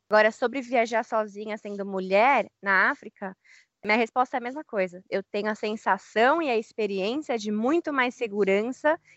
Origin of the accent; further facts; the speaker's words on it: Brazil; nós somos brasileiros, vivi minha vida inteira no Brasil